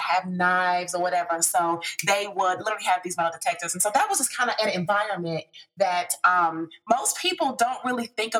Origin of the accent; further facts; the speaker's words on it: Chicago, Illinois, United States; I am originally from Chicago, from the south side of Chicago. I went to High Park Career Academy, High Park High School over in the Woodlawn area.